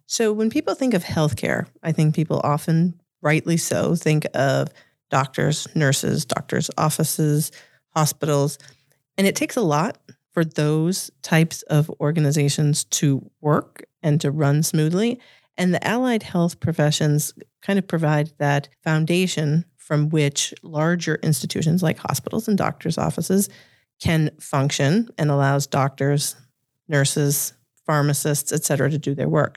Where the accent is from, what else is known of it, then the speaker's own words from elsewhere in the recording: Revere, Massachusetts, United States; accent: Boston; I grew up in the shadows of Harvard in a uh, oh my gosh, my Boston accent just came out there in a in, in a blue collar suburb of Massachusetts called Revere